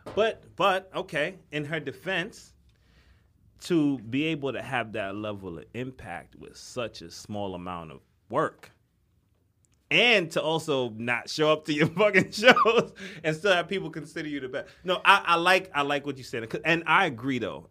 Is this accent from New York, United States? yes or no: yes; New York City, New York, United States; also born or lived in Brooklyn; I'm from the Bronx, but I live in Brooklyn